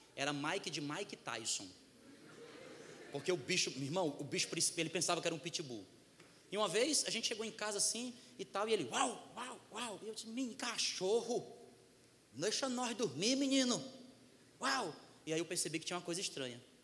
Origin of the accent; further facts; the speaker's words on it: Northeast Region, Brazil; Sou do Nordeste